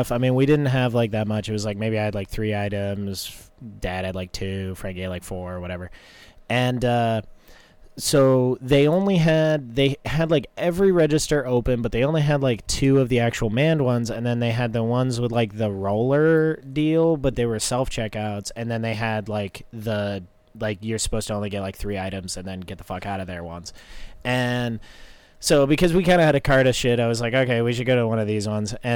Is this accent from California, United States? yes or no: no; North Carolina, United States; I figured it was because I'm like from North Carolina.